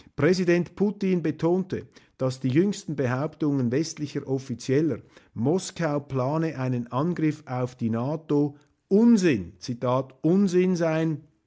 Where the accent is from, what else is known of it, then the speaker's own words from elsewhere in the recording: Switzerland; für mich als Schweizer